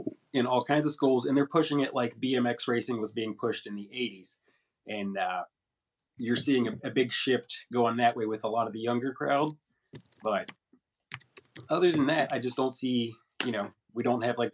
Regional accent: St. Albans, West Virginia, United States; now in Charleston, United States; in my hometown of St. Albans

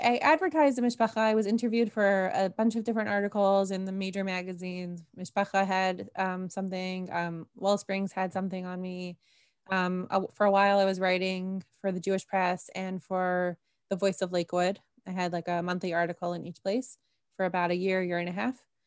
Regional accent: Toronto, Ontario, Canada; also born or lived in Jerusalem, Israel; now in Karmiel, Israel; I'm originally from Toronto.

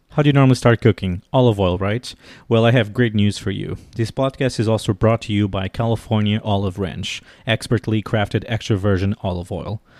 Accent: Portugal; moved away as an adult; now in Washington, D.C., United States; I'm originally from Portugal, and I've been living in Washington, D.C. for the last nine years

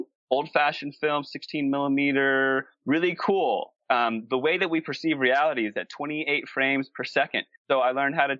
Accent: East Coast, United States; moved away as an adult; also born or lived in Los Angeles / San Diego / Canada; now in Sedona, United States; I grew up on the East Coast.

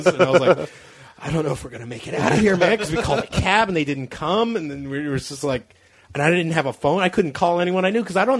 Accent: Cape Cod, Massachusetts, United States; we grew up on Cape Cod, Massachusetts

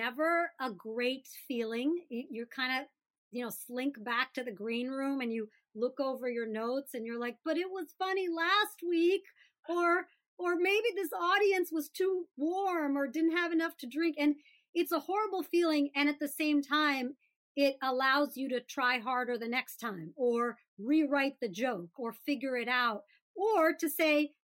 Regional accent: Birmingham, Alabama, United States; I grew up in Birmingham, Alabama

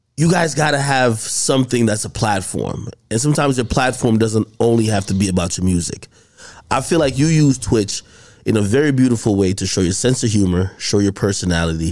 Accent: Jamaica; moved away; I grew up in Jamaica

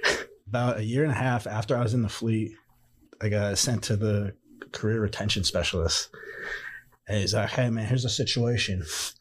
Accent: Naples, Florida, United States; I grew up in Naples.

